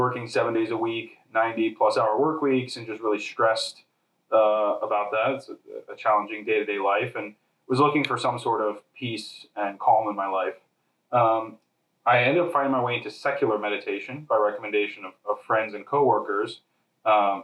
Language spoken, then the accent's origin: English; Harrisburg, Pennsylvania, United States; moved away as an adult; also born or lived in New York / Chicago; I was born and raised in Harrisburg, Pennsylvania.